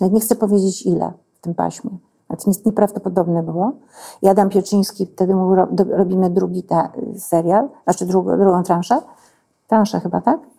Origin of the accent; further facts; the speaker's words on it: village next to Truskolasy, Silesian Voivodeship, Poland; moved away; ja jestem z wioski obok. I mnie to wszystko ustawia. To jest mój świat